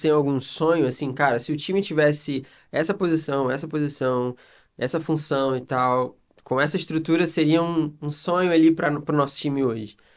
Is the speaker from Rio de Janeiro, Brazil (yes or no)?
yes; Rio de Janeiro, Brazil; moved away; sou carioca